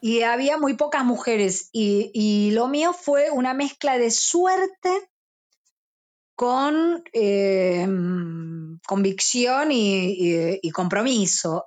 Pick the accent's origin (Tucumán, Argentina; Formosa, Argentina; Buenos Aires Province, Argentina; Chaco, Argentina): Buenos Aires Province, Argentina; Burzaco; yo soy de Bursaco